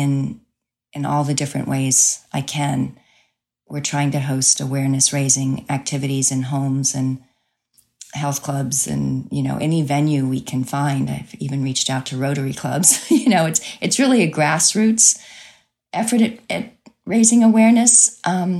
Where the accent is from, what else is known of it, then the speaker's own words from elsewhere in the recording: Crowley, Louisiana, United States; moved away as an adult; also born or lived in New Jersey; my hometown for Easter weekend in Crowley, Louisiana